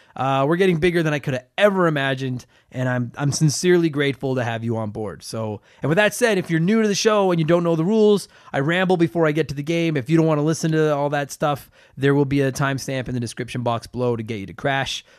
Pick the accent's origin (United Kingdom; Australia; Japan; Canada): Canada; I'm from Canada.